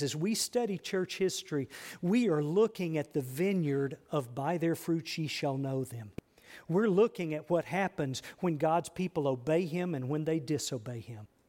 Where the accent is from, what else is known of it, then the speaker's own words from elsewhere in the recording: United States; I'm an American.